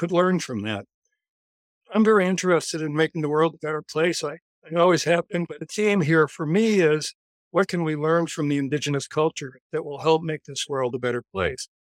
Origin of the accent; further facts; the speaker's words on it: Stockbridge, Massachusetts, United States; I grew up in Stockbridge